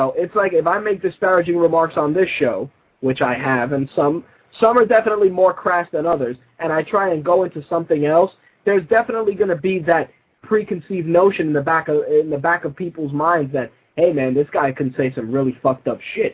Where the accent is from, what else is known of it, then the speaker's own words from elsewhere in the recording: New York, United States; As a New Yorker